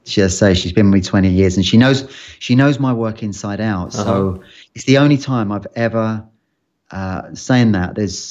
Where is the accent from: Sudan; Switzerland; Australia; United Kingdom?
United Kingdom; London; accent: London; because I grew up in London, I had more of a London accent back then.